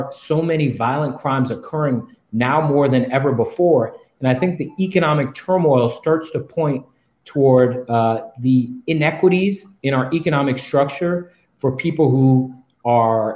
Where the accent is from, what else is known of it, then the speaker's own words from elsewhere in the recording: Washington, District of Columbia, United States; I'm a DC native. I'm the fifth of eight children growing up in the District of Columbia